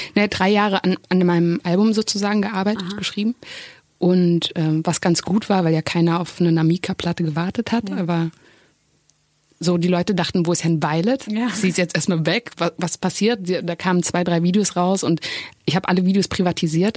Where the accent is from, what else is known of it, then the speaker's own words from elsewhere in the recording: Germany; ich bin in Deutschland geboren